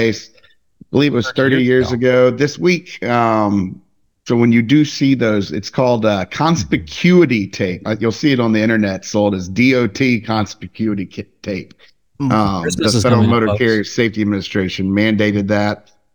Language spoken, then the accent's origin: English; Mississippi, United States; my hometown in Mississippi, probably around 35, 40,000 people